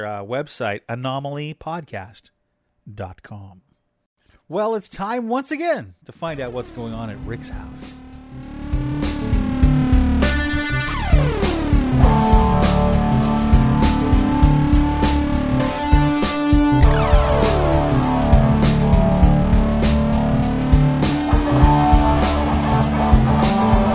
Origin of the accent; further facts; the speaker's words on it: Hoquiam, Washington, United States; It's a historical theater over in Hoquiam, which is it's my hometown, actually, but not too far from our house.